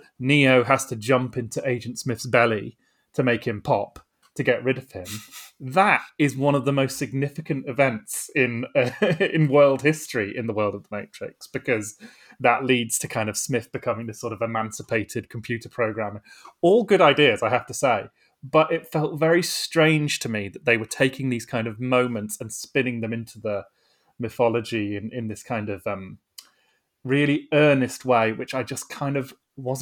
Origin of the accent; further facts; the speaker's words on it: Bristol, South West England, United Kingdom; I was growing up in Bristol at the time